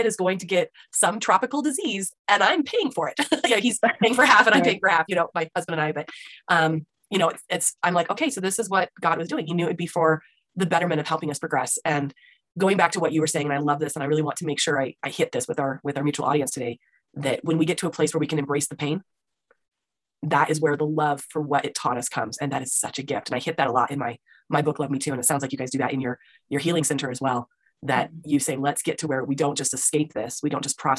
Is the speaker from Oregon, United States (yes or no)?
no; Utah, United States; I'm from Utah, so we call it Twilla.